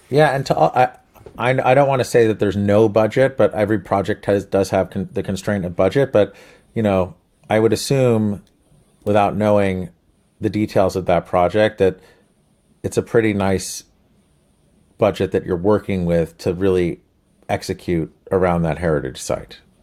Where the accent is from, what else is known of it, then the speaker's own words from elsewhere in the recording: New Jersey, United States; we're from Jersey